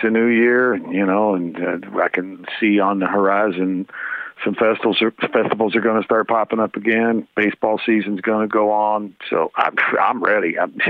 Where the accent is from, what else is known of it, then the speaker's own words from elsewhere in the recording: Bowling Green, Kentucky, United States; I grew up outside Bowling Green, Kentucky.